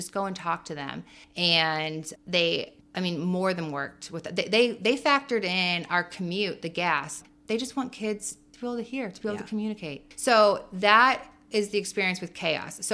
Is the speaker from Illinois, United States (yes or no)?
yes; Champaign, Illinois, United States; we're from here. We're from Champaign-Urbana